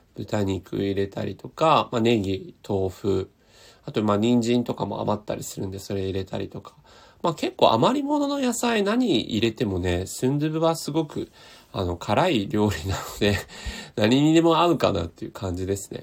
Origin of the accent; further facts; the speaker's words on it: Tokyo, Japan; 僕、東京生まれ、東京育ちで、今も東京なんで